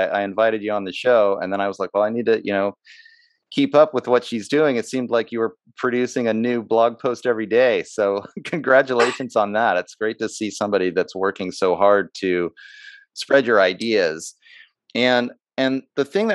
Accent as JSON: {"language": "English", "country": "United States", "said": "me as an American"}